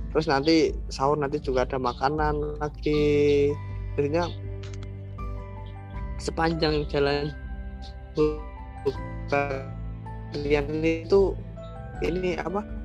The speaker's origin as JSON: {"language": "Indonesian", "town": "Yogyakarta", "region": "Special Region of Yogyakarta", "country": "Indonesia", "said": "menurut kita orang Jogja sebenarnya uh, eh, dari dua tahun yang lalu kita pun udah ke sana"}